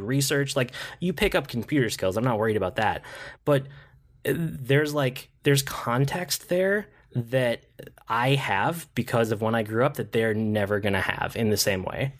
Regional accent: Minnesota, United States; I'm from Minnesota, Target's a Minnesota company

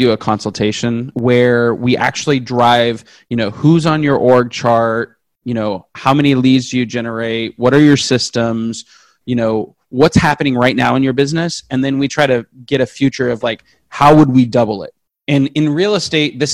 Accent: West Coast, United States; I'm from the West Coast.

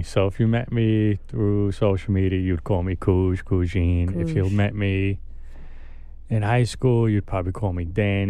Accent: New York City, New York, United States; Born and raised in Staten Island.

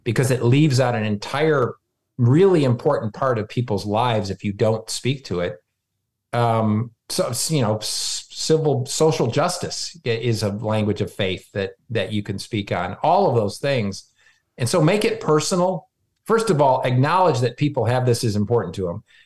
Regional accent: Michigan, United States; moved away; I grew up, I was born in Michigan

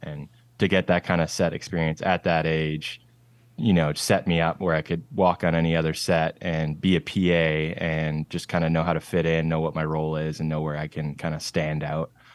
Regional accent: Nanaimo, British Columbia, Canada; moved away as an adult; also born or lived in Charlotte, North Carolina; now in Seattle, United States; I am from a town called Nanaimo, and that is on Vancouver Island in British Columbia, Canada. It's, like, pretty much as far west as you can go in Canada. So born and raised in the Northwest

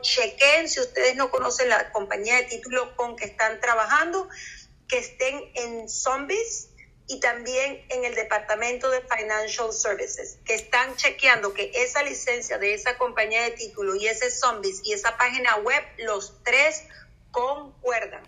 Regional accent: Venezuela; moved away as an adult; also born or lived in Miami; Yo originalmente soy de Venezuela y eh, lo que yo hacía en Venezuela, o sea, mi trabajo, yo era fiscal del Ministerio Público.

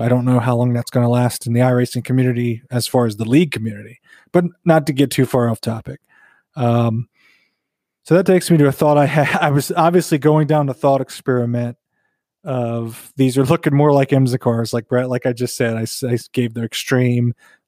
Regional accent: North Carolina, United States; Bradley and I grew up in the South. We grew up in North Carolina, near Virginia.

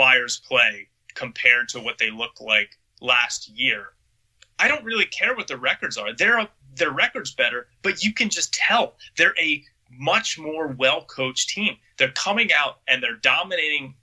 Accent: Philadelphia, Pennsylvania, United States; growing up in Philly, listening to WIP all the time

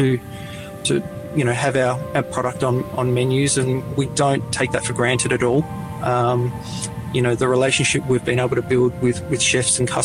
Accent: Serpentine, Victoria, Australia; also born or lived in South Australia; We grew up in a small town north of Bendigo, a little town called Serpentine. We moved there from South Australia when I was, when I was a toddler, 2 or 3 years of age. So I've mainly, you know, grown up in Victoria

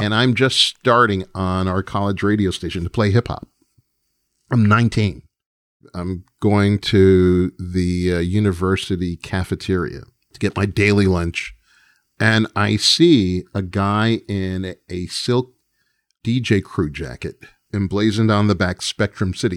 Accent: New York, United States; as a New Yorker

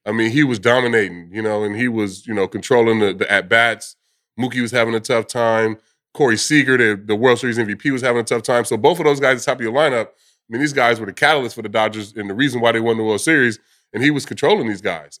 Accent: California, United States; moved away; Growing up in California

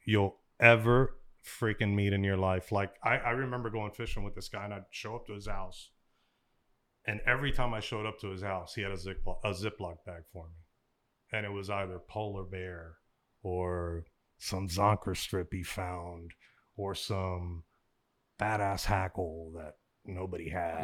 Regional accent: Miami, Florida, United States; I grew up in Miami, we grew up when I was a, when I was a young, young, young, young kid, we grew up around the Orange Bowl.

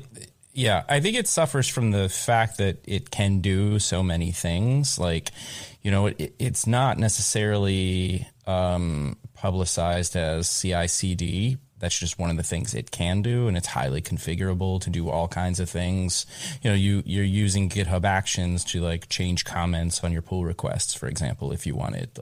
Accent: Kentucky, United States; moved away; I'm from Kentucky originally

